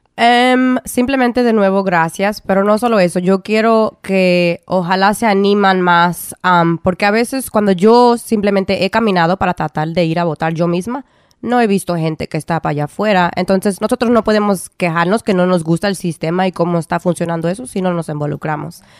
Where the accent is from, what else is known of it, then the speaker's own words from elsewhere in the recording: California, United States; moved away as an adult; also born or lived in Providence, Rhode Island; now in Rhode Island, United States; yo nací um, en California. me em, estuve ahí hasta los 18 años.